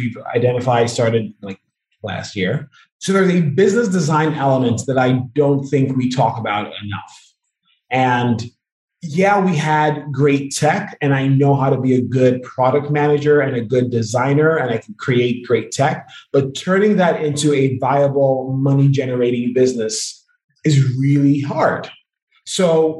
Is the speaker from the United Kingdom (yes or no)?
no; Nigeria; I'm Nigerian